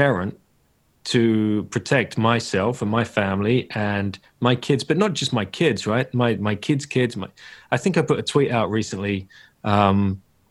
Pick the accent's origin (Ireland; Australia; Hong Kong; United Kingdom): United Kingdom; moved away as an adult; as a Brit, but I, you know, I've not lived in a country for almost 20 years now